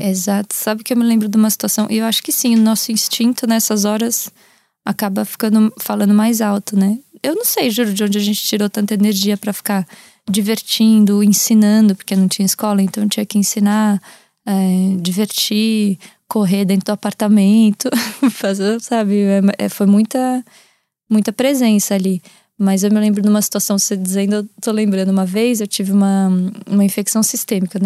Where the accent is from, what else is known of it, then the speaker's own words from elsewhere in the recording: Brazil; moved away as an adult; also born or lived in Portugal; os meus traços que eu carrego por eu ser do Brasil e, enfim, e ter crescido lá e ser brasileira